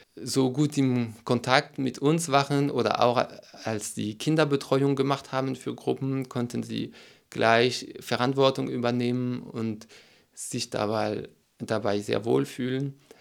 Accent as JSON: {"language": "German", "country": "France", "also_born_or_lived": "Berlin, Germany", "second_language": "German", "moved": "as an adult", "lives_now": "Sieben Linden, Germany", "said": "Ich komme aus Frankreich und habe nach acht Jahren Deutschland den Weg zum Ökodorf gefunden"}